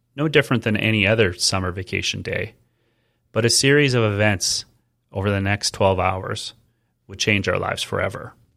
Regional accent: Edmonton, Alberta, Canada; Growing up in Edmonton meant living in four distinct seasons

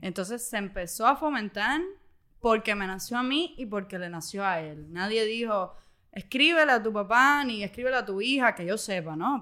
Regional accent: Cuba; vi a mis tíos que cuando yo nací no estaban en Cuba

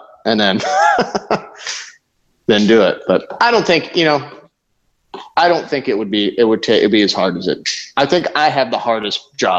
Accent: Florida, United States; Growing up in Florida

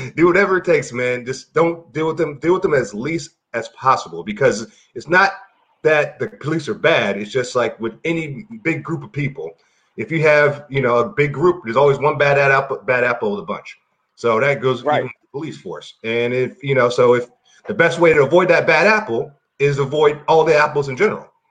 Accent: Baltimore, Maryland, United States; I grew up in Baltimore

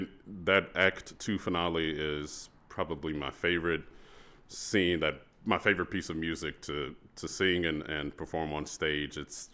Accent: Texas, United States; So I grew up in Texas, and so the all-state choir process once you reach high school is very competitive

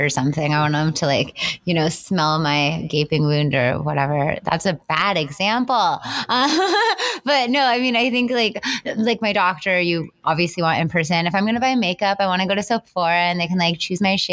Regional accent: Kansas, United States; moved away as an adult; also born or lived in China; I'm from Kansas

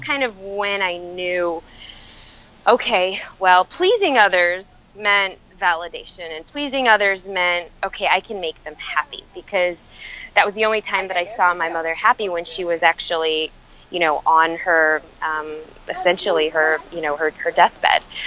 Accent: Chicago, Illinois, United States; I actually grew up, um, was born and raised in Chicago uh, to immigrant family.

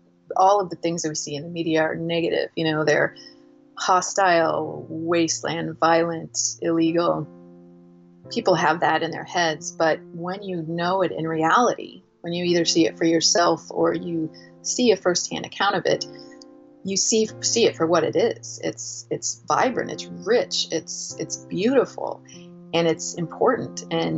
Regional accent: Indiana, United States; also born or lived in Seneca, Kansas / Missouri / Arizona; I was born in Kansas in a little small town called Seneca, and spent a lot of my youth in the Midwest. I went to school through high school in Indiana, a little bit of time in Missouri

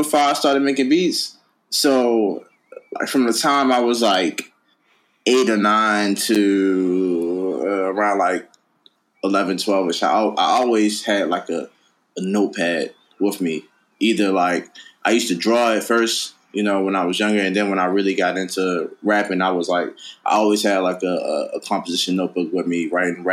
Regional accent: Baltimore, Maryland, United States; I grew up in Baltimore, Maryland

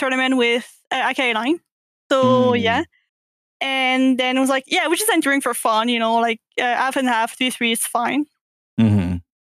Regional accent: Quebec, Canada; accent: French; first language French; English is a second language; I'm from Quebec, Canada.

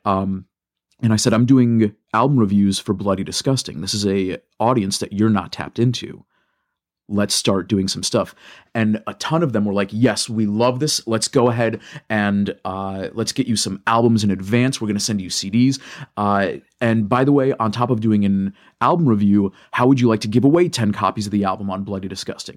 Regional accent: Michigan, United States; I love Michigan and I love, uh, being from here.

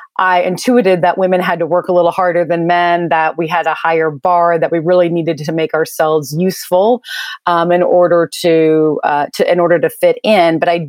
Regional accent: Mississippi, United States; born there; I was born in Mississippi, actually

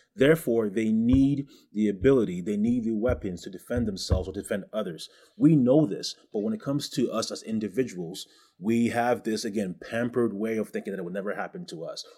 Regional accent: Ghana; moved away; also born or lived in Canada / United States; I'm from West Africa

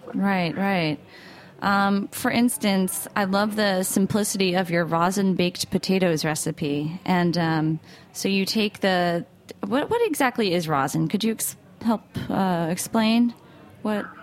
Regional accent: United States; I'm from New York, New Jersey

